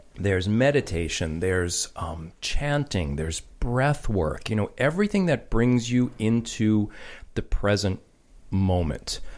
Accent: New York, United States; I grew up in New York

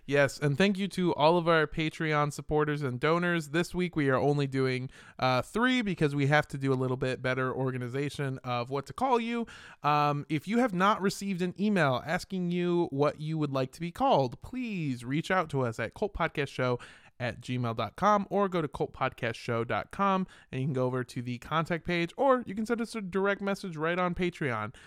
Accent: California, United States; I grew up in California

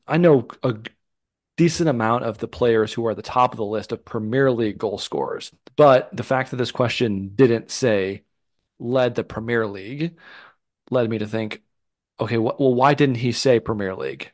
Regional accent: the North, Midwest, United States; Growing up in the North

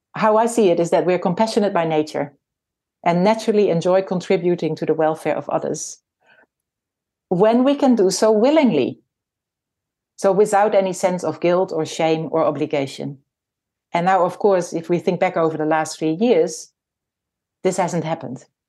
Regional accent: Netherlands; moved away as an adult; now in New Zealand; I was born in the Netherlands and, uh, my husband and I came to New Zealand in nineteen ninety-five.

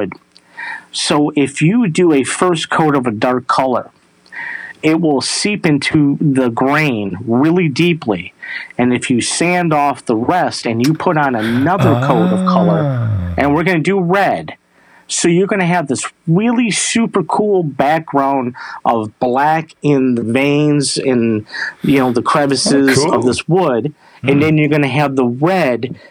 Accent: Traverse City, Michigan, United States; But I'm from Traverse City, Michigan, and Traverse City, Michigan is the cherry capital of the world.

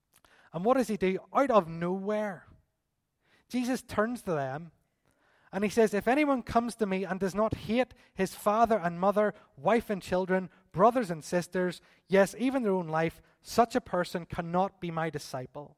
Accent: Belfast, Northern Ireland, United Kingdom; We're from East Belfast

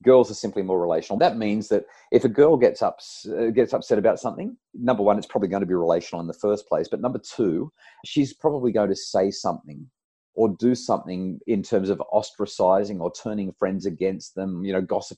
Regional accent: New South Wales Central Coast, Australia; I grew up on the New South Wales Central Coast

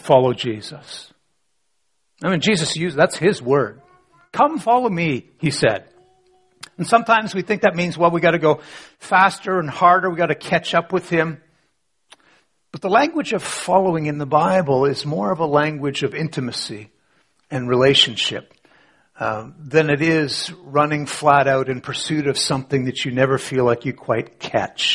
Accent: Canada; I was born in Canada, 1960s, born to a church-going family

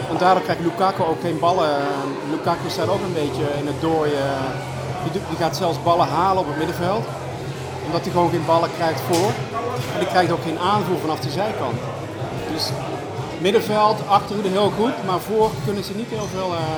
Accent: Belgium; Maar ik hoop van niet, want ik ben een echte Belg.

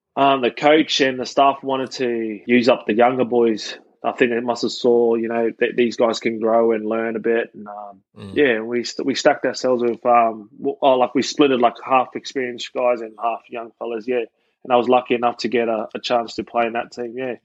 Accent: Australia; also born or lived in Auckland, New Zealand; My old man moved to Oz for a better opportunity.

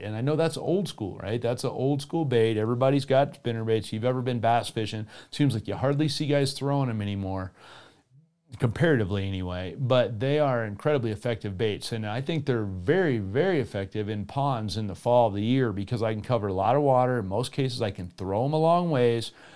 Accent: Colorado, United States; in my hometown, there are little bass ponds here and there

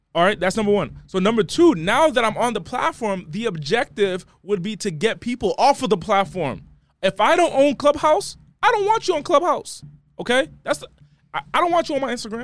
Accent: East Coast, United States; moved away as an adult; now in Los Angeles, United States; I'm from the East Coast. I just moved to L A.

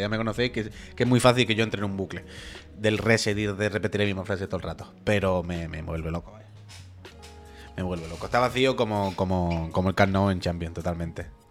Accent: Andalusia, Spain; born or raised there; accent: Andalusian

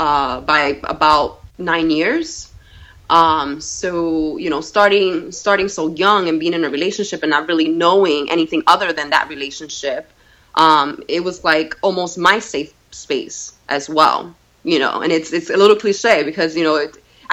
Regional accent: New York City, New York, United States; also born or lived in Puerto Rico; now in Brewster, New York, United States; When I was 9 years old, and I grew up in the Bronx

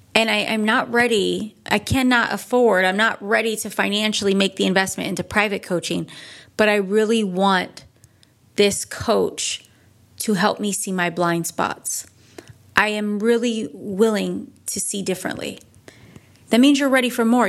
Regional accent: Northeast, United States; now in California, United States; I'm from the Northeast.

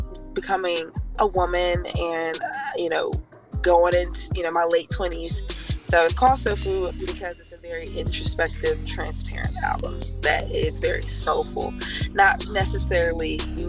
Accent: the South, United States; Because I'm from the South.

